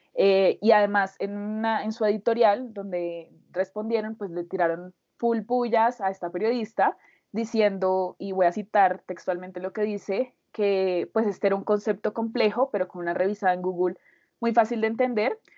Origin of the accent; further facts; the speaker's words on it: Colombia; somos dos colombianos